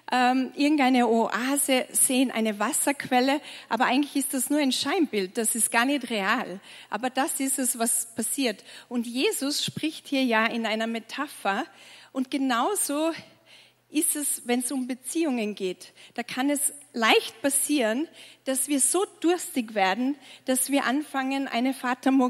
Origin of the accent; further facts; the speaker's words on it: Tyrol, Austria; Ich bin in Tirol aufgewachsen und ich sage immer, wenn man in Tirol geboren wird, kommt man quasi mit Ski auf die Welt.